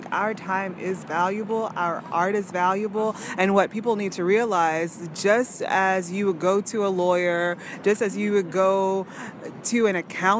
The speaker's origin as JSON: {"language": "English", "region": "Louisiana", "country": "United States", "moved": "yes", "lives_now": "New York, United States", "said": "I'm from Louisiana. I say it, like, every episode, everyone I meet, I'm from Louisiana."}